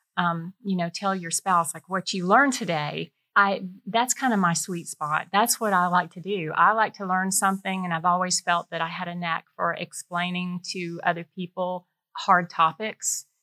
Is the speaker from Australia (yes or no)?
no; Warner Robins, Georgia, United States; moved away as an adult; I grew up in Warner Robins